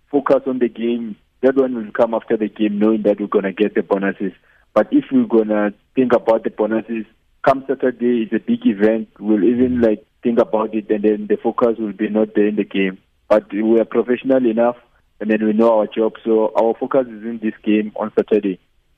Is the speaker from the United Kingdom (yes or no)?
no; Limpopo, South Africa; now in Bloemfontein, South Africa; most of the guys here, we are from Limpopo, so we do have that bond of like being homeboys